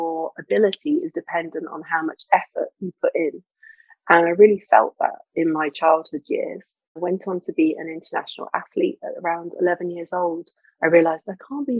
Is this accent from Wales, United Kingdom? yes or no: no; Lincoln, East Midlands, United Kingdom; as a little girl, I grew up in Lincoln, which is a farming town in the north of England